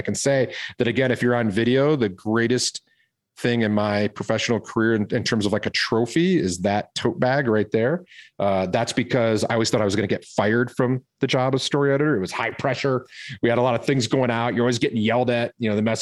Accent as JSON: {"language": "English", "town": "Detroit", "region": "Michigan", "country": "United States", "tie": "born or raised there", "also_born_or_lived": "California", "moved": "yes", "lives_now": "Boulder, Colorado, United States", "said": "I grew up in Detroit, Michigan."}